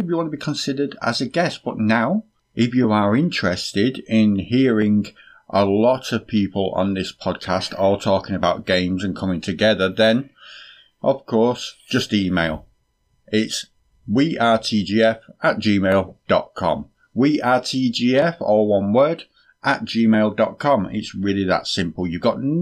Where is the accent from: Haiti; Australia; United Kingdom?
United Kingdom; we are British